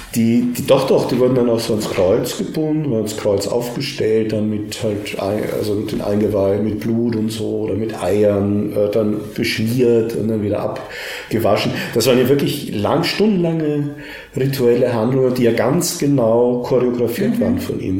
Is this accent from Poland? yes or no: no; Austria; mir fällt als Österreicher